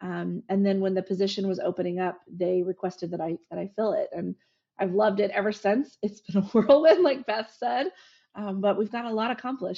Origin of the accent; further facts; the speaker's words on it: Kiowa, Kansas, United States; I grew up in Kiowa, Kansas, which is right on the border of Kansas and Oklahoma. I would say south central to western. It's kind of cut off between the two, nestled in the Gip Hills of Kansas.